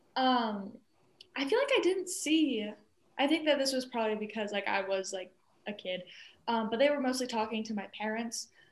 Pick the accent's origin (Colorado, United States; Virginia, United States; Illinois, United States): Colorado, United States; growing up in Colorado